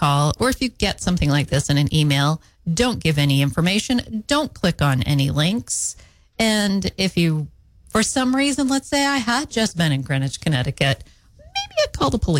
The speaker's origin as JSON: {"language": "English", "country": "Canada", "said": "I'm Canadian."}